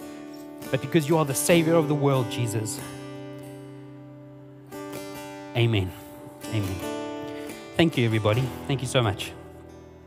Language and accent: English; South Africa; first language Afrikaans; English is a second language; I'm actually Afrikaans, and my cousin and I were speaking Afrikaans to one another